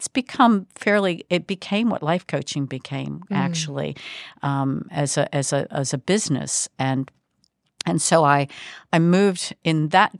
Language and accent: English; Baltimore, Maryland, United States; I am originally, and that's been quite some time ago, born and raised in the Baltimore area of the Mid-Atlantic